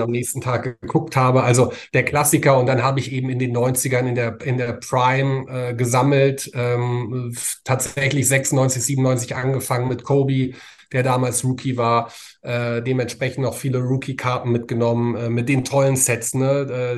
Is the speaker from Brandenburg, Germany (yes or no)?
no; Frankfurt, Hesse, Germany; Born and mhm. raised tatsächlich, mitten in der Stadt, ähm, im, im, Marienkrankenhaus, das es heute nicht mehr gibt.